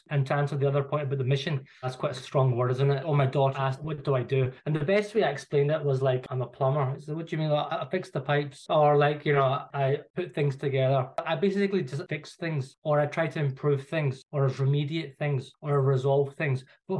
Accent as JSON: {"language": "English", "town": "Glasgow", "region": "Scotland", "country": "United Kingdom", "tie": "born or raised there", "moved": "as an adult", "lives_now": "London, United Kingdom", "said": "you could probably tell from my accent, like, I'm not from London. So I was born and bred in Glasgow. So I'm a Glaswegian. I went to school there"}